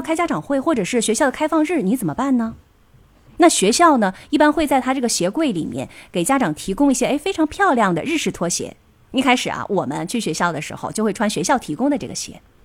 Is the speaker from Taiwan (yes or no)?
no; China; moved away as an adult; now in Tokyo, Japan; 我们其实中国人还好